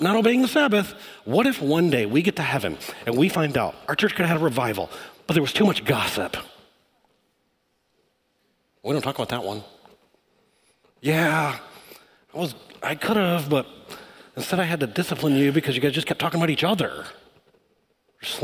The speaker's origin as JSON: {"language": "English", "region": "Michigan", "country": "United States", "tie": "born or raised there", "said": "I grew up in Michigan."}